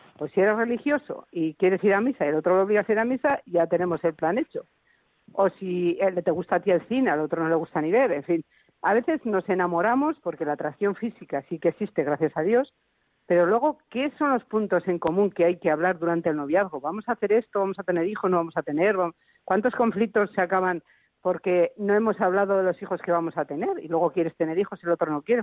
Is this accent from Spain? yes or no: yes; Navarre, Spain; que somos de Navarra